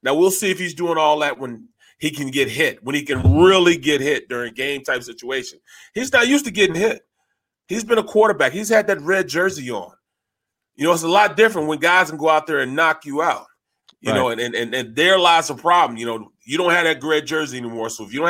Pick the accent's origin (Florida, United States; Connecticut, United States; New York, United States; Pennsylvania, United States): Florida, United States; I come from Florida, I may not talk as fluent as you